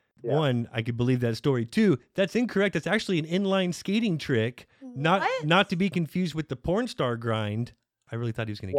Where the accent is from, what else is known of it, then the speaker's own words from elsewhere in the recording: Plano, Texas, United States; We grew up in Plano.